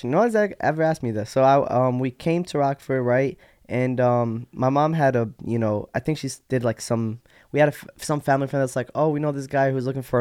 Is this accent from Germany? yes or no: no; Iraq; born there; moved away; also born or lived in Yemen / Jordan; Well, I was born in Iraq, right? Born there. Um, from Iraq went to Yemen. From Yemen went to Jordan because you know the war, and we just were like I was a, re- a refugee and we just moved around.